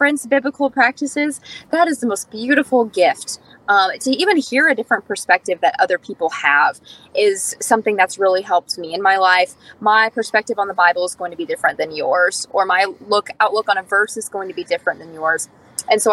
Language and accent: English; Indiana, United States; I'm from Pittsburgh, Indiana